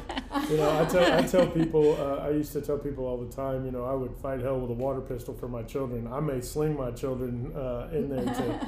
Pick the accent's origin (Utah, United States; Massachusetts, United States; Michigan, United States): Massachusetts, United States; Hanscom; born there; Originally born just outside of Hanscom Air Force Base in Hanscom, Massachusetts. My dad was in the military.